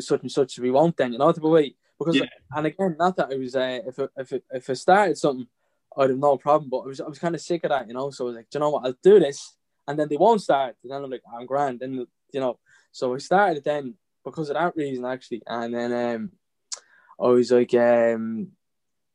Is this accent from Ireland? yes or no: yes; Drogheda, Leinster, Ireland; I'm from Drogheda, born and bred